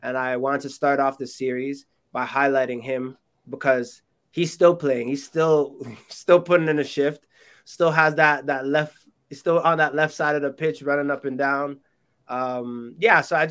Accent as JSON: {"language": "English", "country": "Canada", "said": "My being Canadian, but also my parents being, or my mom being Jamaican, but most of my heritage being Jamaican"}